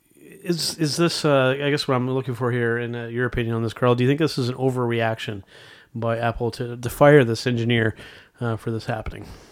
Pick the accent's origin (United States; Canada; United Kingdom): Canada; Our home country of Canada